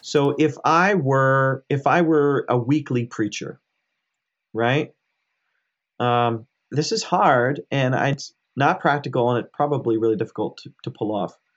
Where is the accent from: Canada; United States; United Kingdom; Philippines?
United States; I grew up in America. I was born and raised in America, but my parents are immigrants from India.